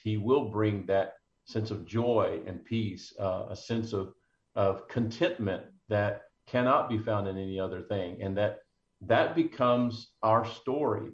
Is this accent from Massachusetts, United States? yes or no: no; McKinney, Texas, United States; in my hometown of McKinney, just north of Dallas